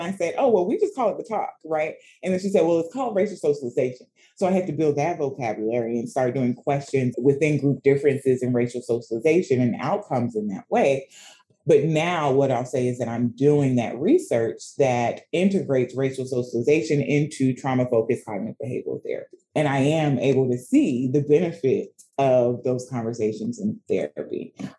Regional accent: Sierra Leone; Right. So I said I'm from Sierra Leone.

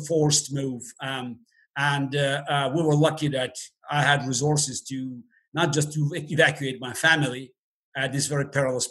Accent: Baku, Azerbaijan; first language Russian; English is a second language; moved away as an adult; now in United States; I always say that I was born and raised in the Deep South right next to Georgia because the Soviet Republic was origin was right next to the Soviet Republic of Georgia. And of course, it was the Deep South of the USSR.

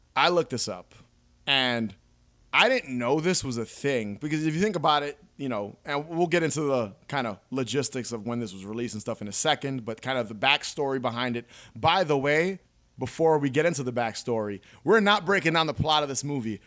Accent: New York, United States; I was born in New York.

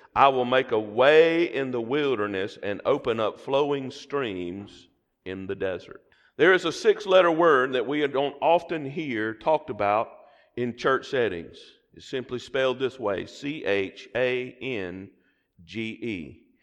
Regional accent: the South, United States; accent: Southern; my Southern accent

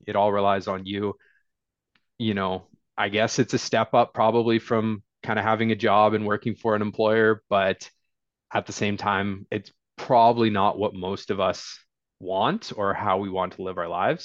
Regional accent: Fort Nelson, British Columbia, Canada; I was born in Fort Nelson, B C, so small town boy from way, way northern B C.

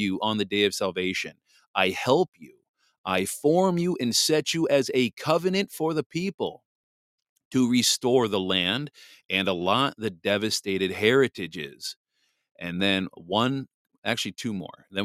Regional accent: Pittsville, Wisconsin, United States; also born or lived in New Jersey; I grew up in Pittsville, Wisconsin, there in Wood County. That's where I went to junior high and high school and graduated there. And I, moved there from New Jersey, but I call Wisconsin home

